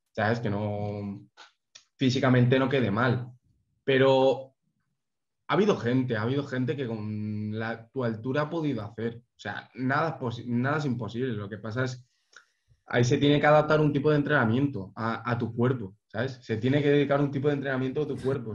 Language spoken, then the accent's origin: Spanish; Valencia, Valencian Community, Spain; yo soy de Valencia